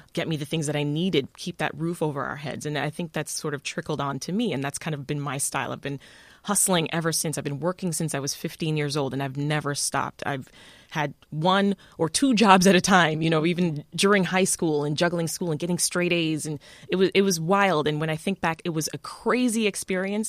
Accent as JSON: {"language": "English", "town": "Toronto", "region": "Ontario", "country": "Canada", "tie": "born or raised there", "also_born_or_lived": "Kingston, Jamaica / Washington D.C.", "lives_now": "Chicago, United States", "said": "I was born in Kingston, Jamaica. I left there in the nineties, mid nineties. I was about ten years old, and I moved to Toronto, Canada, and that's where I was raised pretty much most of my life"}